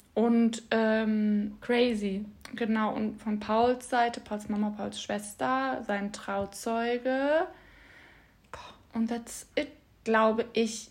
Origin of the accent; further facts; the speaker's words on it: Bad Honnef, North Rhine-Westphalia, Germany; wir kommen beide aus Bad Honnef und sind beide der gleiche Jahrgang